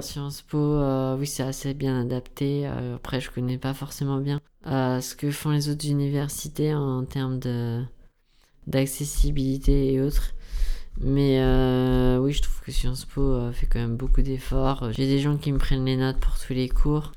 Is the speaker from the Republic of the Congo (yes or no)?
no; near Rouen, Normandy, France; moved away as an adult; now in Paris, France; je venais de Normandie, je suis près de Rouen, dans une ville où j'étais pas forcément très indépendant.